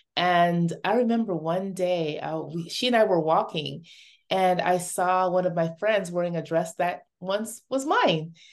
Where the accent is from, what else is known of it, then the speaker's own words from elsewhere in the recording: Dominica; moved away; also born or lived in Toronto; before moving to Toronto, I grew up in Dominica, in a little village